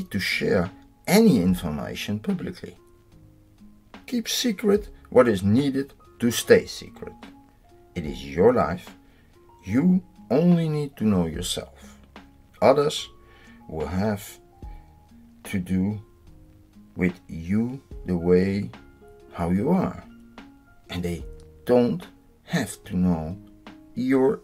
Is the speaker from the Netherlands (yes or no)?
yes; Netherlands; I'm from the Netherlands.